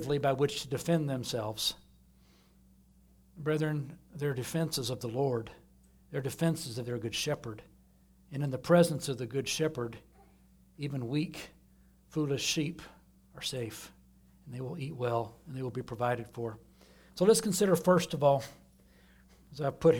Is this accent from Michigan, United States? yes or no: no; Austin, Texas, United States; moved away; back in Austin where I grew up